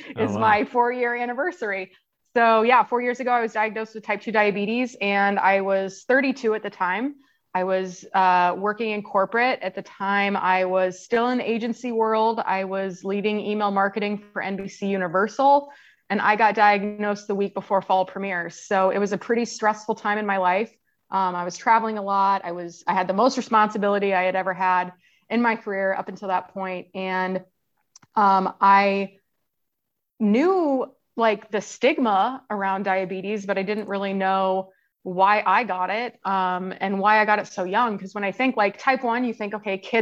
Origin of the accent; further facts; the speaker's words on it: Kansas, United States; moved away; also born or lived in Tampa, Florida; I grew up in Kansas, where there is not a lot of outdoor recreation